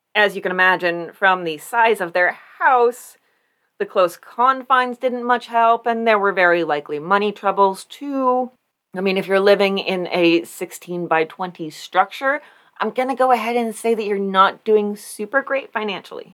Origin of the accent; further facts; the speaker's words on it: Warren, United States; General Joseph Warren, the man that my hometown is named after.